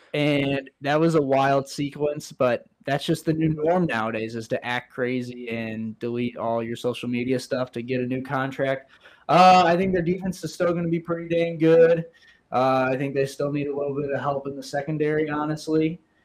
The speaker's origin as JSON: {"language": "English", "region": "Missouri", "country": "United States", "tie": "born or raised there", "said": "Growing up in Missouri"}